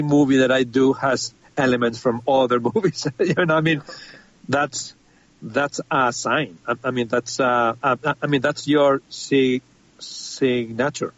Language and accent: English; Spain; I'm from Spain